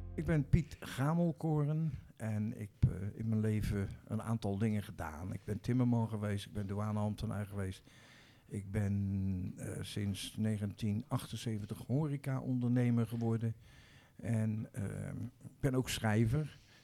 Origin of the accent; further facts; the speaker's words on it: Rotterdam, South Holland, Netherlands; Nou, ik ben geboren in Rotterdam-Zuid, in de wijk Bloemhof. Dat was en is nog steeds een, ehm, een volksbuurt